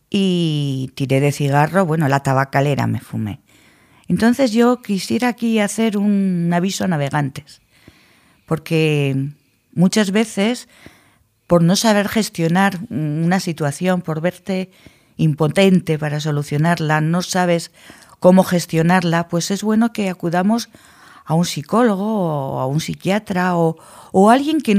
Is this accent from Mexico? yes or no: no; Logroño, La Rioja, Spain; somos de Logroño